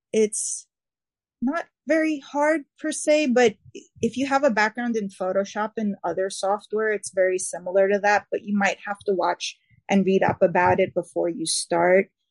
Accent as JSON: {"language": "English", "region": "New York", "country": "United States", "accent": "New York", "said": "my New York accent"}